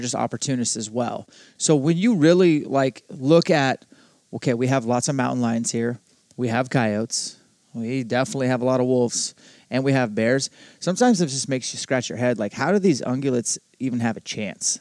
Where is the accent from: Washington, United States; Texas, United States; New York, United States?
Washington, United States; Spokane; my hometown of Spokane